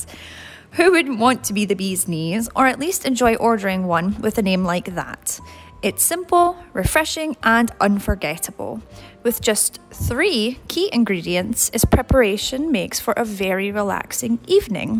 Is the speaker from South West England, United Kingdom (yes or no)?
no; Scotland, United Kingdom; now in Tampa, United States; I'm originally from Scotland, but currently live in beautiful Tampa